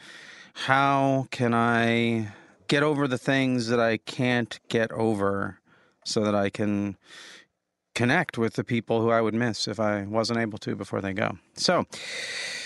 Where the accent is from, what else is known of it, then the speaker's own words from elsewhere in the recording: Santa Cruz, California, United States; I was born in Santa Cruz